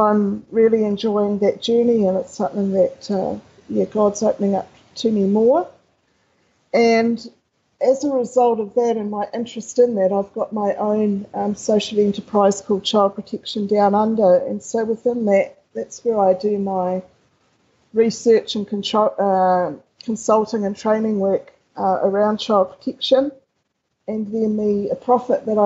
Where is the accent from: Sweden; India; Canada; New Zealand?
New Zealand; I did both of those in New Zealand. People already probably have picked up my accent